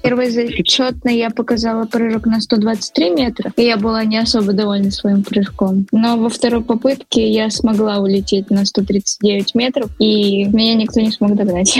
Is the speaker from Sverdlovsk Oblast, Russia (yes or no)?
yes; Nizhny Tagil, Sverdlovsk Oblast, Russia; в родном городе Нижний Тагил